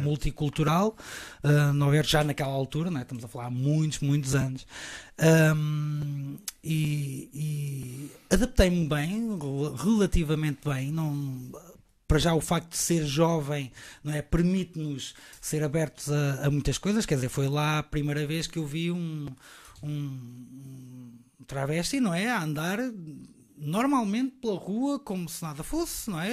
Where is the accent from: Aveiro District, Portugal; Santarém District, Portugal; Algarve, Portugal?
Santarém District, Portugal; Rio Maior; moved away as an adult; also born or lived in São Jorge de Arroios, Lisbon / Vialonga / Caldas da Rainha / New York; depois fui para Rio Maior. Uh, essa bela localidade onde cresci